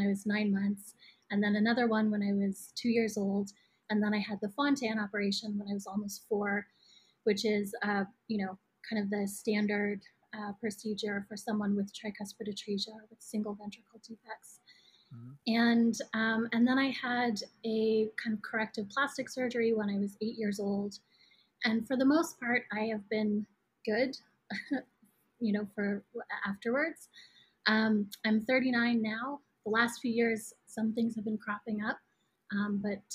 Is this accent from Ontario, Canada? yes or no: yes; Toronto, Ontario, Canada; moved away as an adult; also born or lived in Vancouver, Canada / New York, United States; now in Brooklyn, United States; I was born and raised in Toronto, Canada, and did undergrad in Vancouver